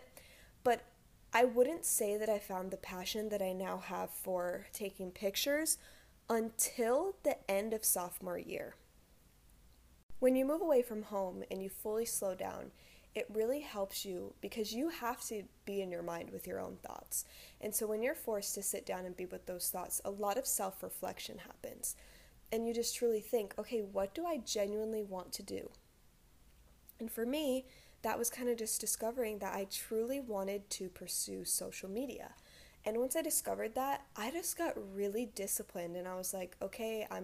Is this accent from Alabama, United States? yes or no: no; Rhode Island, United States; moved away as an adult; now in Hawaii, United States; I'm from Rhode Island originally, which is the smallest state